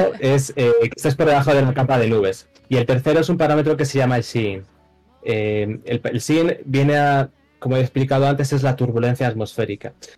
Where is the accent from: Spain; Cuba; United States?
Spain; Madrid, Community of Madrid; soy de Madrid